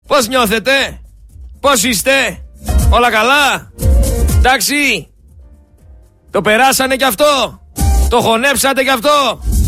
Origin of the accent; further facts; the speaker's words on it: Thessaloniki, Central Macedonia, Greece; είμαι από τη Θεσσαλονίκη